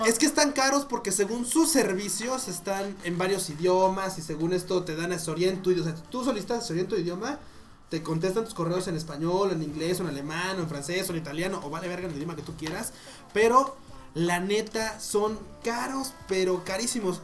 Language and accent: Spanish; Mexico; yo no hablo inglés, soy mexicano